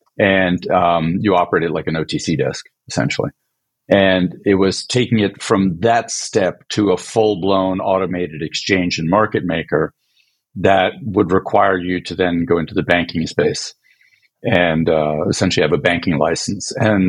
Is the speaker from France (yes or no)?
yes; France; born there; also born or lived in Sweden; by background, I was born in France, and my parents are both Swedish, so I spent a lot of time of my life living in Europe